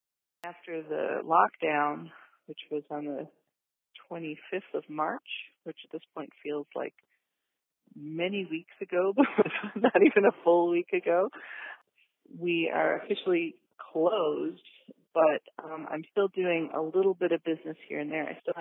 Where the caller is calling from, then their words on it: Milwaukee, Wisconsin, United States; I'm calling from Milwaukee, Wisconsin